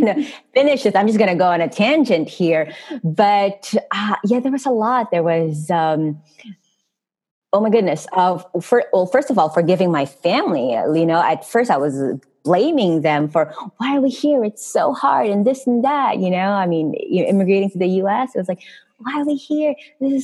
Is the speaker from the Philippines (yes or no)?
yes; Philippines; moved away as an adult; I'm from Philippines